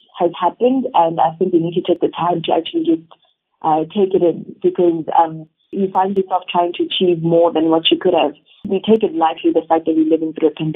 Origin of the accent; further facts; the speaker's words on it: South Africa; us as South Africans